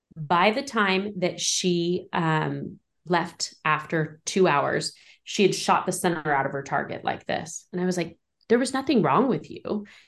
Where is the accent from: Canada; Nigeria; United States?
United States; Modoc County, California; moved away as an adult; now in Tehama County, United States; where I grew up in Modoc County is really remote